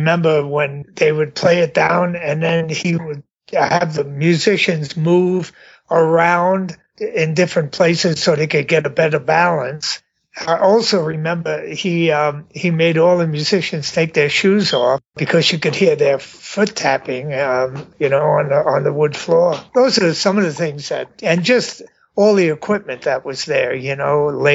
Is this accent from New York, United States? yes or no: yes; New York City, New York, United States; I grew up in Brooklyn, New York